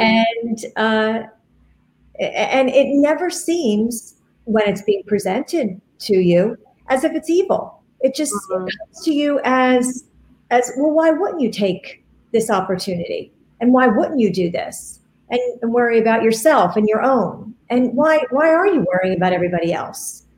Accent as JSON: {"language": "English", "town": "Hamilton", "region": "New Jersey", "country": "United States", "tie": "born or raised there", "said": "my hometown of Hamilton, New Jersey"}